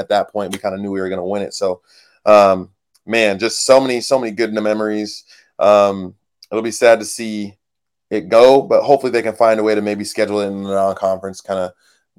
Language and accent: English; Pac-12 footprint, West Coast, United States; as both of us kind of growing up in the Pac-12 footprint